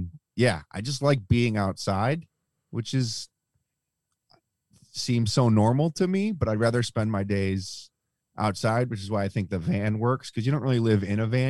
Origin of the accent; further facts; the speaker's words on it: Buffalo, New York, United States; No, I'm born and raised in Buffalo, New York.